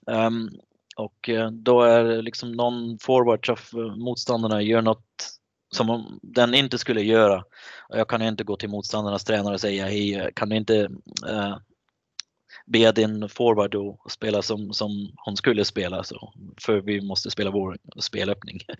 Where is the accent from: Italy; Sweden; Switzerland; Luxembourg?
Switzerland; Nej, jag, jag är ju schweizare, jag bor i Schweiz och jag älskar landet men när det kommer till landslag så är mitt hjärta såklart med Tjeckien nu.